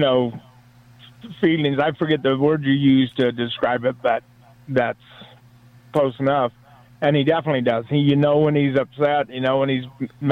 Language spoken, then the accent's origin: English; Orange County, California, United States; also born or lived in San Diego; now in Prescott Valley, United States; I grew up in California.